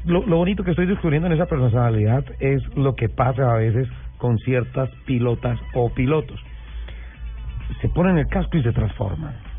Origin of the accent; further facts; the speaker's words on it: Colombia; soy colombiano